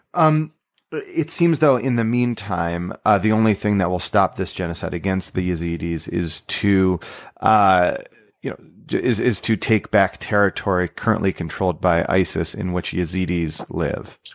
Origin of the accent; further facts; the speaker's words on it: New York, United States; I grew up not far from Brewster, New York